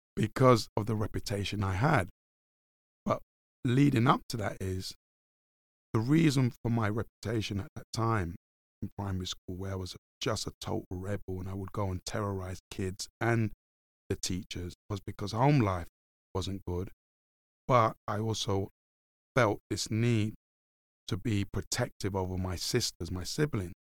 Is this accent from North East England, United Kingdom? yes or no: no; London, United Kingdom; I grew up in Hackney, in the darkest, deepest parts of Hackney.